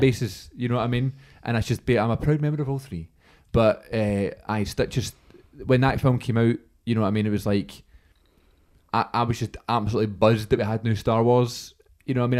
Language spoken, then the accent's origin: English; Scotland, United Kingdom; we're Scottish